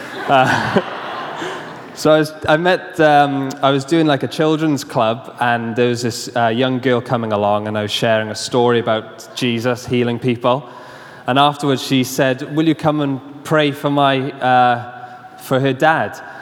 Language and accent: English; Swansea, Wales, United Kingdom; I was coaching a football team in my hometown in Swansea